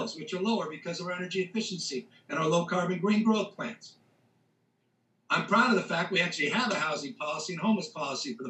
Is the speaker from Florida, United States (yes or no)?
no; California, United States; as a Californian